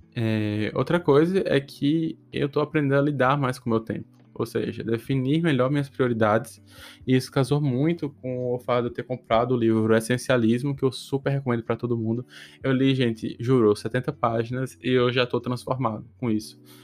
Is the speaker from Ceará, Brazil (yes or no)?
no; Potiguar, Rio Grande do Norte, Brazil; moved away; Eu sou a única pessoa do Nordeste, tipo, Portugal, assim, Potiguar, que mora aqui